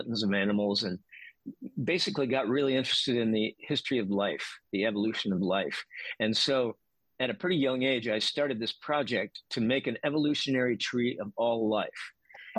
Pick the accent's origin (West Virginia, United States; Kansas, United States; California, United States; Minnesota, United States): Kansas, United States; Kansas side, United States; I grew up in a suburb of Kansas City. This was on the Kansas side